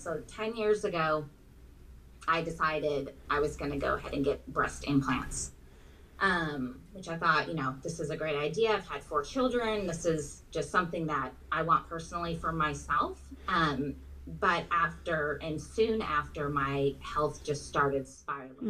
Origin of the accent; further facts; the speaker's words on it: Southern California, United States; moved away as an adult; now in Texas, United States; We're originally from Southern California